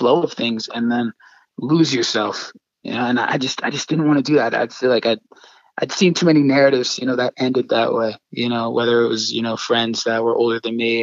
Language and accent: English; Yardley, Pennsylvania, United States; here in my hometown over here in Yardley, Pennsylvania.